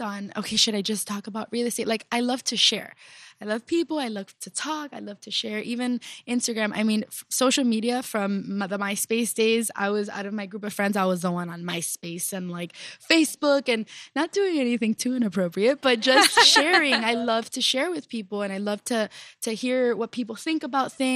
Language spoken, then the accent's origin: English; Miami, Florida, United States; I'm originally from Little Havana